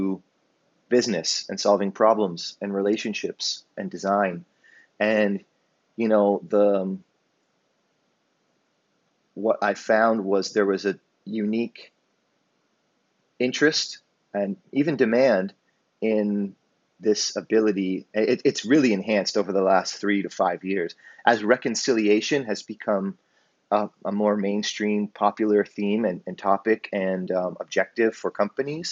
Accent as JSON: {"language": "English", "town": "Hamilton", "region": "Ontario", "country": "Canada", "tie": "born or raised there", "said": "I grew up in Hamilton, Ontario"}